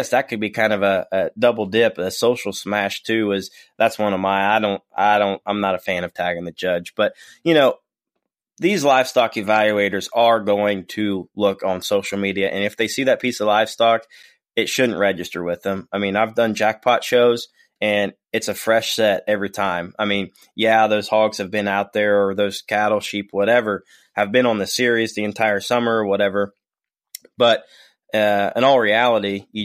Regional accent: Ohio, United States; We're from Ohio

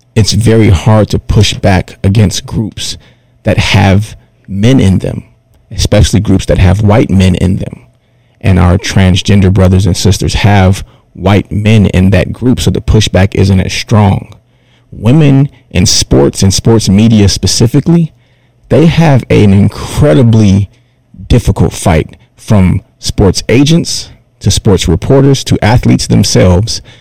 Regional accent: Detroit, Michigan, United States; I'm from Detroit

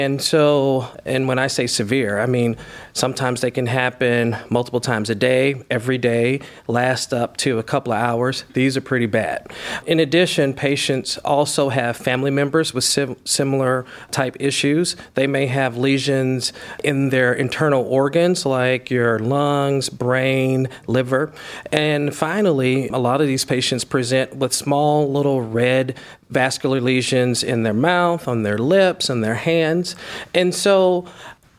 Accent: Nashville, Tennessee, United States; moved away as an adult; also born or lived in Chicago / Baltimore; now in Cleveland, United States; I'm originally from Nashville, Tennessee, and from there, Nashville was a pretty small town

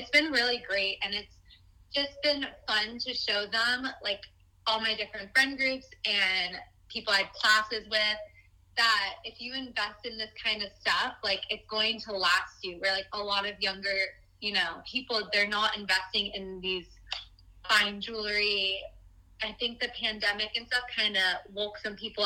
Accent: Florida, United States; I was born and raised in Florida

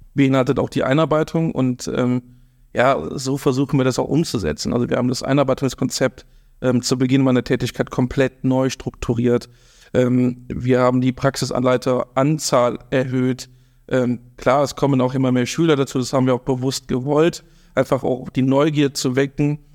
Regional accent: Eschweiler, North Rhine-Westphalia, Germany; also born or lived in Stolberg; now in Baesweiler, Germany; ich bin tatsächlich ähm, kein Öscherjunge, sondern eine, ein Eichweilerjunge aus Eschweiler, bin geboren in Eschweiler, ah. bin dort auch aufgewachsen

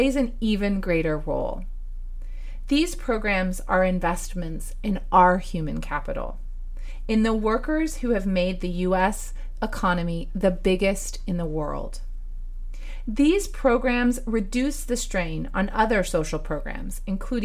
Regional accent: United States; As an American

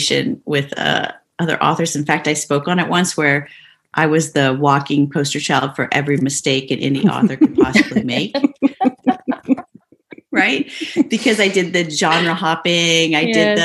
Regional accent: Midwest, United States; I grew up in the Midwest

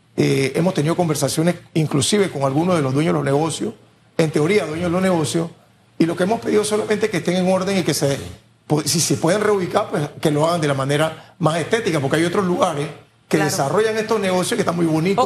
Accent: San Miguelito, Panama; Nosotros tenemos 50 años de vivir en el corregimiento, nunca nos hemos ido de ahí. Salimos de Cerroviento

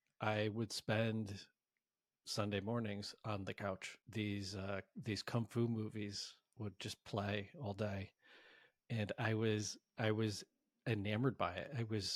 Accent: Connecticut, United States; moved away as an adult; now in San Francisco, United States; Fast forward to my early 20s, I moved to San Francisco from Connecticut to specifically, my driver was I wanted to be in a hub to practice and study martial arts.

